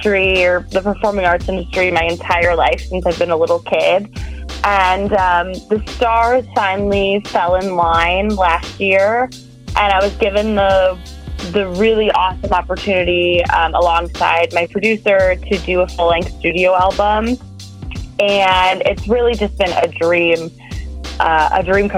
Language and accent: English; Detroit, Michigan, United States; moved away as an adult; now in New York, United States; I'm from Detroit originally